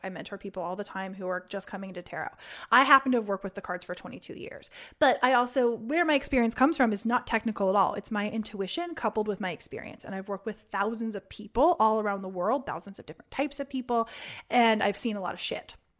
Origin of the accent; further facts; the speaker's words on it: Indianapolis, Indiana, United States; moved away; I'm from Indianapolis